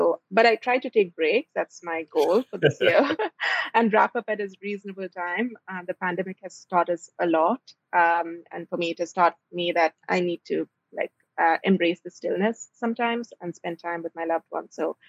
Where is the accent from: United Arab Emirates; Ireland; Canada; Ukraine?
United Arab Emirates; Dubai; also born or lived in India; I'm Indian. I grew up in Dubai. I did my bachelor's in electrical engineering in India, my master's in lighting in Stockholm, Sweden.